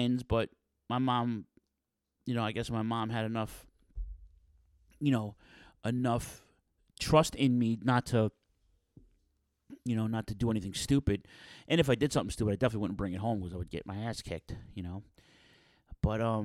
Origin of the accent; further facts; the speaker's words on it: New York City, New York, United States; I grew up in Ridgewood, Queens, so it was the Queens, North Brooklyn border of the five boroughs